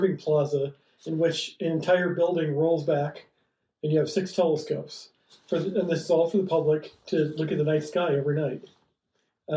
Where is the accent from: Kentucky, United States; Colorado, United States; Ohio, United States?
Ohio, United States; moved away as an adult; also born or lived in Florida; now in Flagstaff, United States; I grew up in Ohio